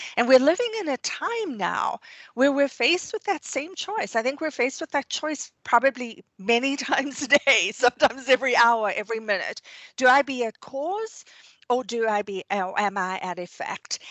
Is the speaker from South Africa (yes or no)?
yes; South Africa; moved away; I grew up in South Africa